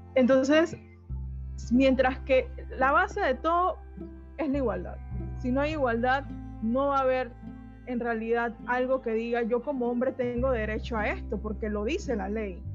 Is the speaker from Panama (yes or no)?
yes; Bocas del Toro, Panama; donde yo vengo en Bocas del Toro